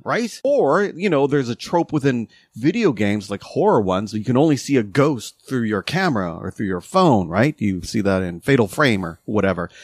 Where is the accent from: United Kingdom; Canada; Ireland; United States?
Canada; we're still Canadian